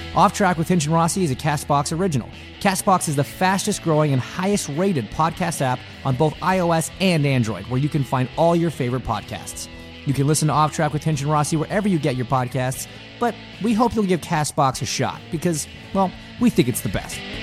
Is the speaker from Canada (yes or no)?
yes; Canada; growing up in Canada in the eighties and nineties